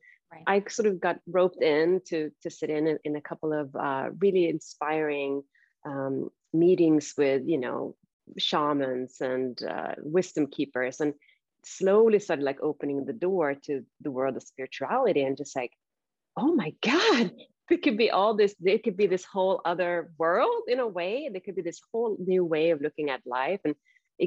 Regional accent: Sweden; now in San Francisco, United States; I grew up in Sweden

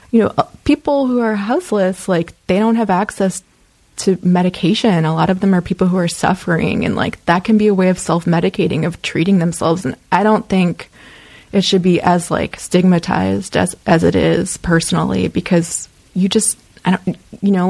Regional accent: Midwest, United States; I just I kind of romanticized California when I was a kid growing up in the Midwest.

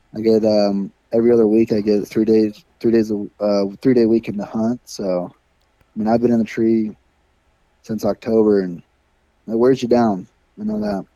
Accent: Iowa, United States; growing up in Iowa with the stigma

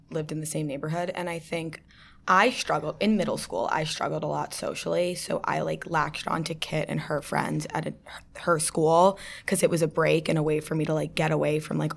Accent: New York City, New York, United States; born and raised in New York City.

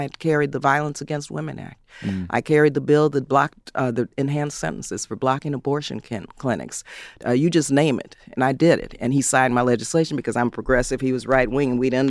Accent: San Fernando, California, United States; In Southern California, you know, I was raised actually in San Fernando.

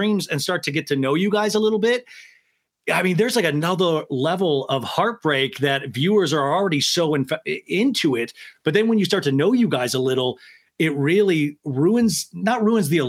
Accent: Kansas, United States; I grew up in Kansas

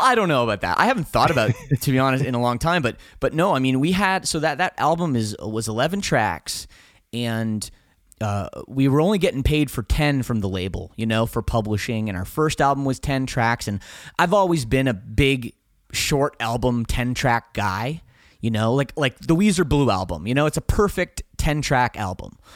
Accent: Canada; we're from Canada

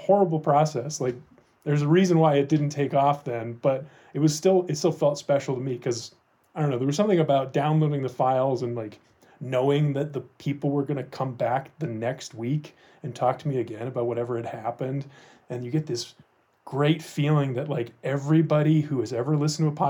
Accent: Ohio, United States; moved away as an adult; now in Denver, United States; I grew up in Ohio

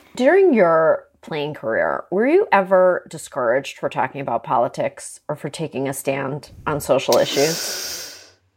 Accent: Toronto, Ontario, Canada; moved away; I grew up in Toronto.

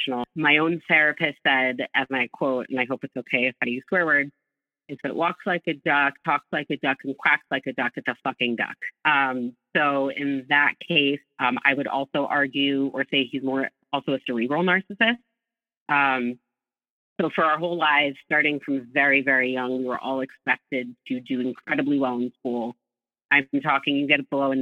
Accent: Northeast of the U.S., United States; I grew up in the Northeast of the U.S.

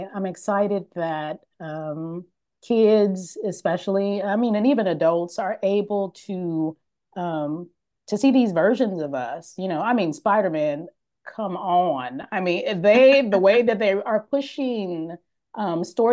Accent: Oakland, California, United States; moved away as an adult; now in Los Angeles, United States; we grew up in Oakland, in the Bay Area.

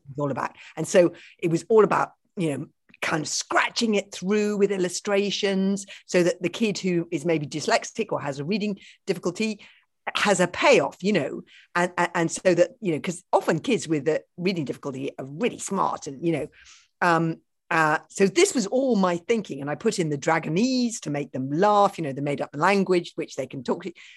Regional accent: London, United Kingdom; I grew up in London in a house without a garden

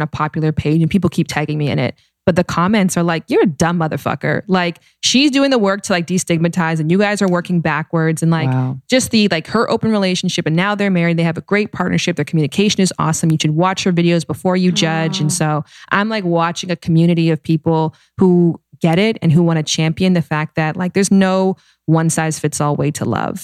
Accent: Canada; now in United States; I'm Canadian.

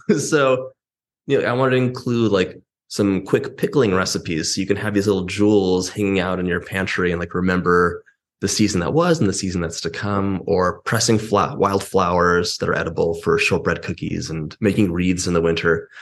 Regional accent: Los Angeles, California, United States; I'm from Los Angeles

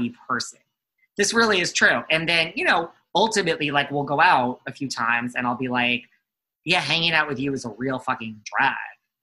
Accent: New York, United States; accent: New York; I'm from New York

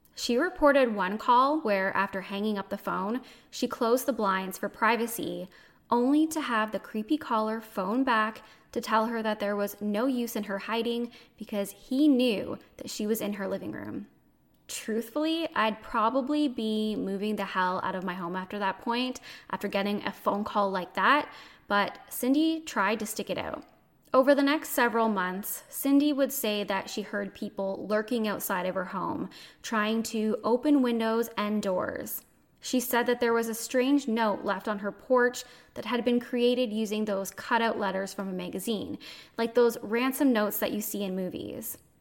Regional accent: Canada; I'm a Canadian

